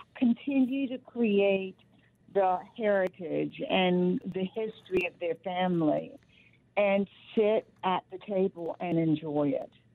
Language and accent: English; Rocky Mount, North Carolina, United States; born or raised there